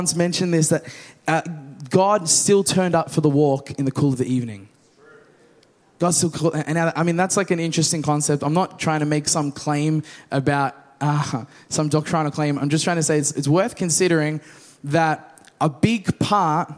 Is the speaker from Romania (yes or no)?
no; Australia; We're from the West. Australia.